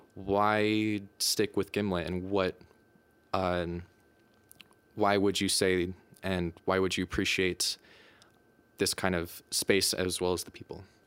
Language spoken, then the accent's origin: English; United States; moved away as an adult; now in Denmark; I'm from the United States